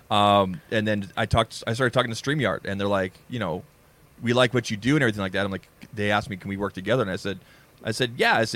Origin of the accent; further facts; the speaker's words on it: Canada; I'm Canadian.